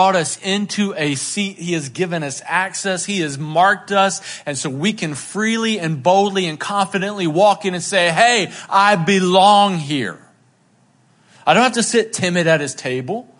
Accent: Boone, North Carolina, United States; I grew up in Boone, North Carolina, and when I was a teenager, it was like jam band central

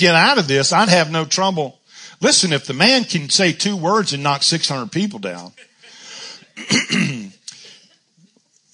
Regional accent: Charlotte, North Carolina, United States; born or raised there

